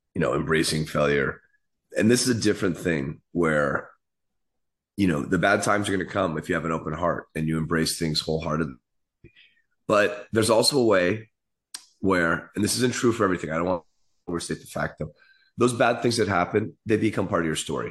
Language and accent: English; San Francisco, California, United States; I grew up in the city